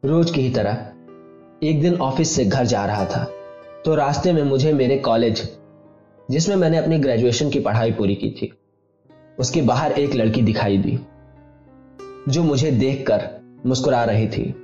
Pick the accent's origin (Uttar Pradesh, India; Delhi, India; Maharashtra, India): Uttar Pradesh, India; और मैं उत्तर प्रदेश का रहने वाला हूं